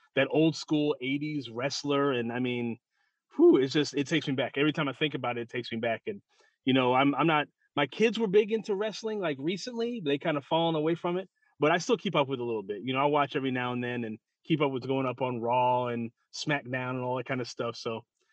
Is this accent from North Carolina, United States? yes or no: no; St. Louis, Missouri, United States; I'm from St. Louis